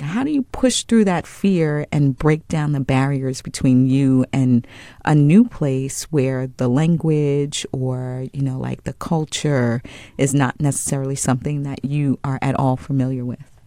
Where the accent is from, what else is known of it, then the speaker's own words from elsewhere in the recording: Long Island, New York, United States; I'm from Long Island, New York, and it was a thing to get on the train and go into the big bad city. Like, that's the way that I was raised, right?